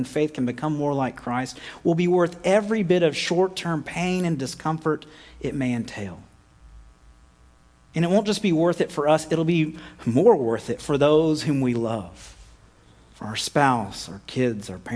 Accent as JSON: {"language": "English", "country": "United States", "said": "we're American."}